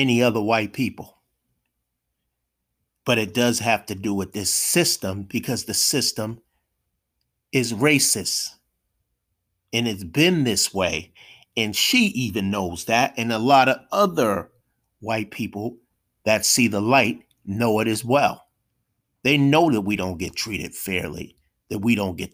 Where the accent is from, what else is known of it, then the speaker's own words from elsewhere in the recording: United States; I was born and raised here in America